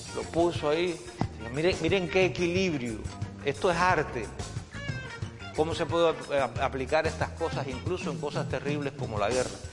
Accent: San Antonio, Cuba; born or raised there

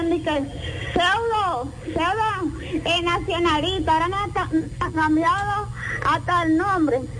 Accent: Dominican Republic; somos los, los dominicanos, bendito de Dios.

